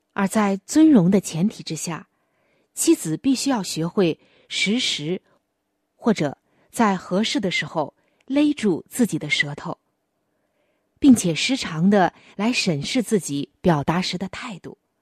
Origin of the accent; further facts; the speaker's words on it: China; 我们中国人普遍喜欢